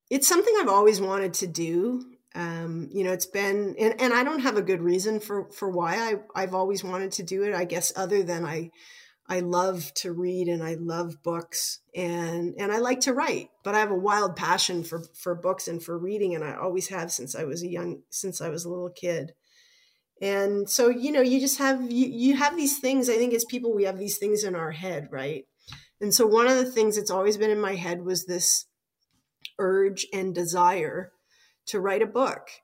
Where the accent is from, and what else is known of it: Toronto, Ontario, Canada; born or raised there; also born or lived in Regina / Ottawa